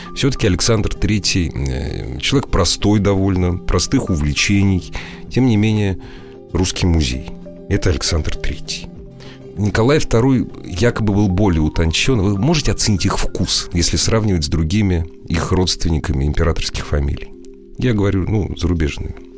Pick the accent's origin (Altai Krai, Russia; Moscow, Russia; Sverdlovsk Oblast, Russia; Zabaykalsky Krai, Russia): Moscow, Russia; мы москвичи